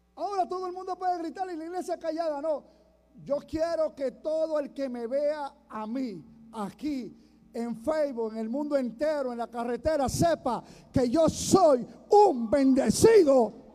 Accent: Puerto Rico; soy de Boriquén

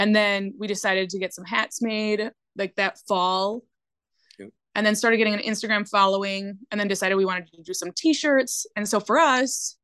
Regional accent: Winona, Minnesota, United States; moved away as an adult; now in Hayward, United States; we are originally from Winona, Minnesota, and we moved up to Hayward

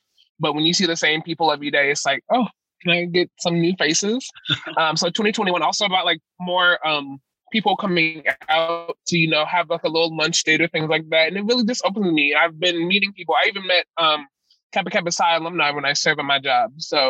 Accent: Winchester, Virginia, United States; moved away; I am from Winchester, Virginia. It's a predominantly white city.

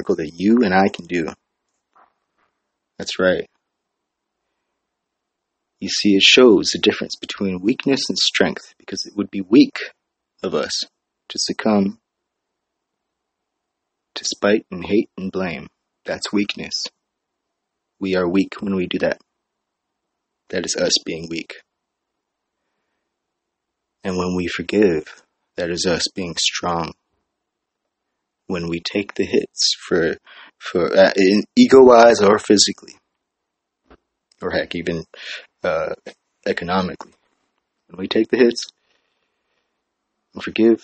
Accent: Hawaii, United States; now in San Jose, United States; I'm from Hawaii

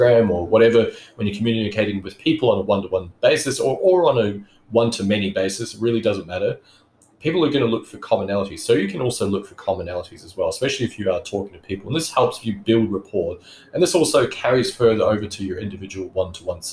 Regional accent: New Zealand; now in Australia; I grew up in New Zealand. I'm a New Zealand citizen

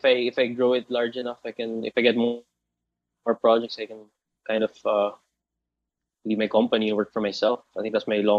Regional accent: Albay, Bicol Region, Philippines; moved away as an adult; now in Manila, Philippines; But most of my childhood, no, all my childhood, I grew up in Bicol, in Albay.

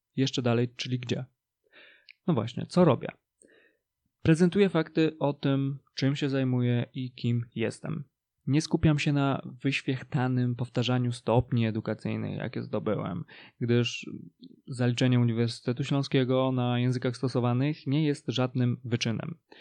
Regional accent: Polish mountains, Poland; moich rodzinnych stronach polskich górach

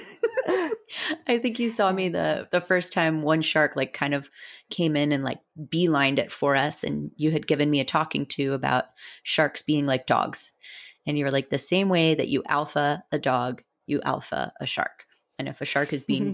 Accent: Southern Florida, United States; we're from Southern Florida.

